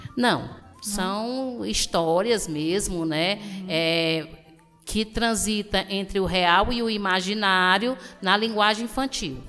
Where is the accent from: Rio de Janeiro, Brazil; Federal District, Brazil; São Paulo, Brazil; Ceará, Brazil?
Ceará, Brazil; Tianguá; Tianguá é o meu porto seguro, é o local onde eu nasci e eu pretendo morrer